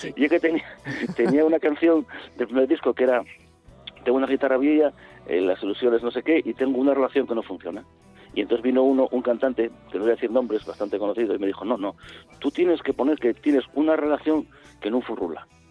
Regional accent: Gijón, Asturias, Spain; yo soy de Gijón

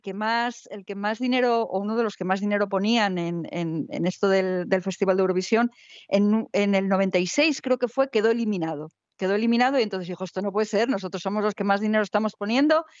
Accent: Spain

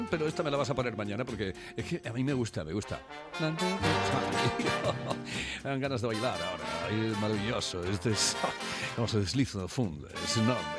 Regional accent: England, United Kingdom; No hay mentiras. Yo soy inglés

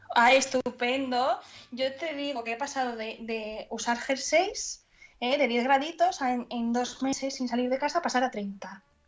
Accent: Asturias, Spain; moved away as an adult; now in León, Spain; soy buena asturiana

